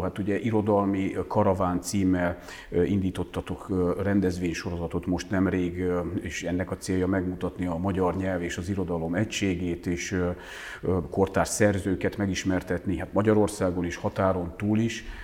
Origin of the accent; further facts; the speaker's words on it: Transylvania, Romania; now in Hungary; otthon azért megkaptuk jó néhányszor, hogy Bozgór